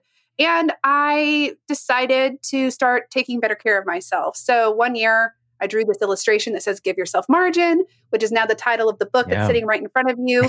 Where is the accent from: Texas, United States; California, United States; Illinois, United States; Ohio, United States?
Texas, United States; Dallas; I was born in Dallas, Texas.